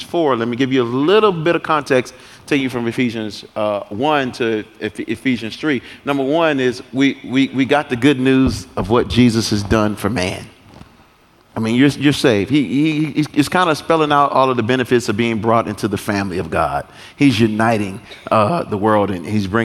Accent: United States; I'm not from Africa, but they call me African. I'm American

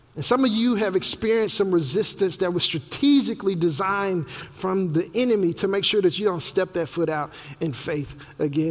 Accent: Memphis, Tennessee, United States; my hometown of Memphis, Tennessee

